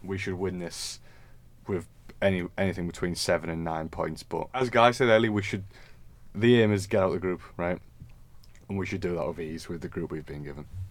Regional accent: England, United Kingdom; the English representative today.

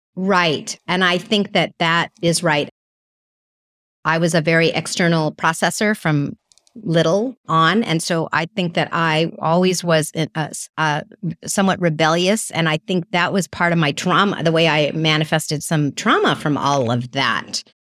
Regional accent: California, United States; sometimes people think I'm from New York, not California

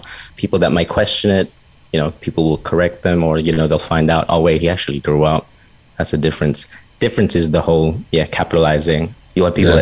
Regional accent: Australia; we were born in Australia

